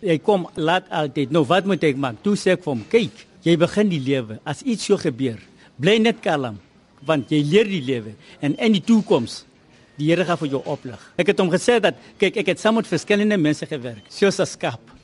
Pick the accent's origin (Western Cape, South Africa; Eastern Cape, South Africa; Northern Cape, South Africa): Northern Cape, South Africa; Kimberley; first language Tswana; Afrikaans is a second language; moved away as an adult; also born or lived in Transvaal; ek het groot geword in Kimberley.